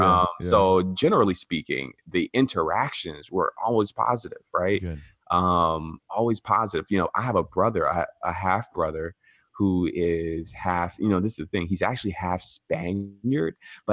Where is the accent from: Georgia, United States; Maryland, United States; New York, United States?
Georgia, United States; Atlanta; growing up in the South in Atlanta, you know, there's actually a pretty large, you know, immigrant Latino community there.